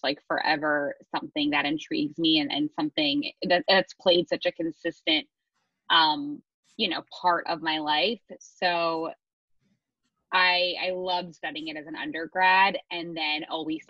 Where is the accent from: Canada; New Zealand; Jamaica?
Canada; Montreal, Quebec; moved away as an adult; now in New York City, United States; I grew up in Montreal, Canada, which was a total mix of urban and suburban lifestyle, which I loved